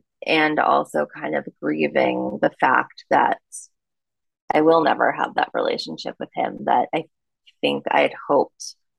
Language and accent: English; New York, United States; Tried it for the fall, came back and was like, no, I'm a New Yorker.